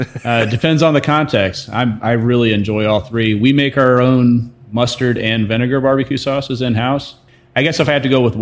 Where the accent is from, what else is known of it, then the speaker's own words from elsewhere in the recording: Roxbury, United States; also born or lived in Kansas; From right here, Roxbury is our family farm, 4 generations now. But my father was in the military. So I was born in Kansas. I moved all around the world growing up, but this place right here has always been home.